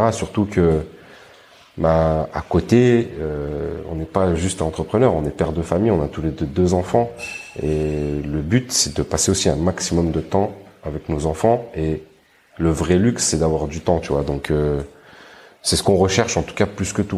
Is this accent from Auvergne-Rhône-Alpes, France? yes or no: yes; Grenoble, Auvergne-Rhône-Alpes, France; moved away as an adult; je suis de Grenoble, j'ai grandi à Grenoble et j'habitais à Grenoble